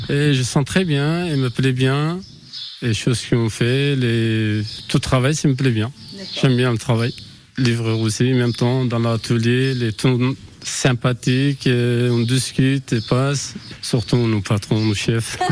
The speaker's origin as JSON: {"language": "French", "country": "Turkey", "second_language": "French", "moved": "as an adult", "lives_now": "France", "said": "Je viens de Turquie. Je suis origine kurde et j'ai arrivé à France 2007 depuis 14 ans"}